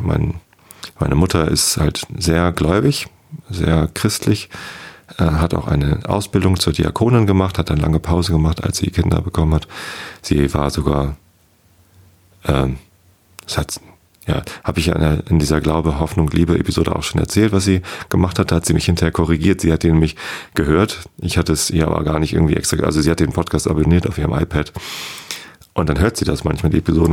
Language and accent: German; Wistedt, Lower Saxony, Germany; Ich bin in Wisted aufgewachsen. Das ist ein kleines Dorf, gehört zur Samtgemeinde Tosted